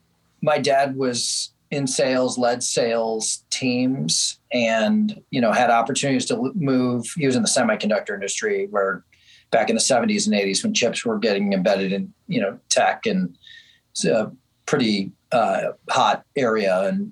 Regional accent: Chicago, Illinois, United States; I grew up in the Chicago area, western suburbs, and one of six kids in our family. Pretty traditional, you know, middle-class family

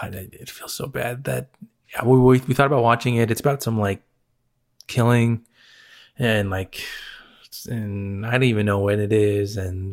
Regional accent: Philippines; Just because I'm Filipino doesn't mean I want to watch it.

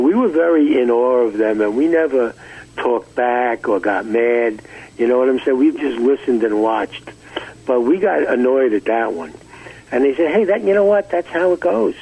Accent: New York City, New York, United States; also born or lived in Far Rockaway, New York; We we we grew up in Brooklyn, New York

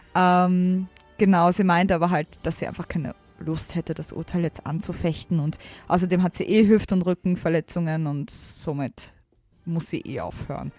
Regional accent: Austria; ich komme aus der Nähe von Wien, aber schon ein bisschen außerhalb

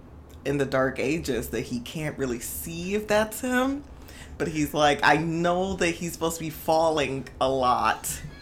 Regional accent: England, United Kingdom; There's some tea up there, I think, maybe. I'm English.

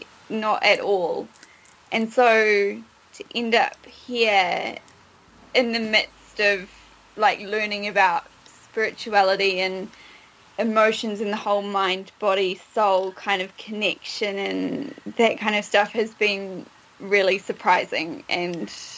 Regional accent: New Zealand; I'm a Kiwi. So I'm from New Zealand and I'm currently travelling. So I've been in the UK and travelling Europe for 4 months.

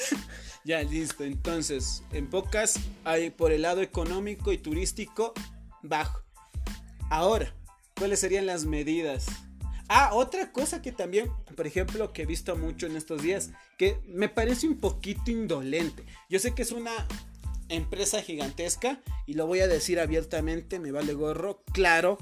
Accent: Ecuador; en mi país

